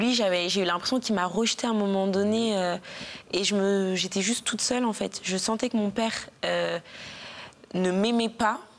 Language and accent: French; Cires-lès-Mello, Hauts-de-France, France; also born or lived in Guadeloupe (ancestry); de Cire-les-Mélos, une petite ville dans le 60